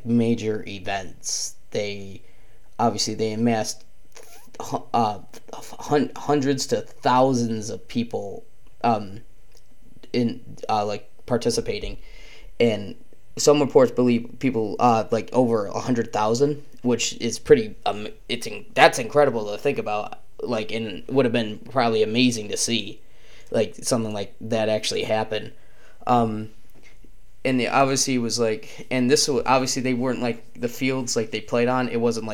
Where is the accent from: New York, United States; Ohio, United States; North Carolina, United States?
New York, United States; Penn Yan; growing up in Penyan, we were taught about the history of lacrosse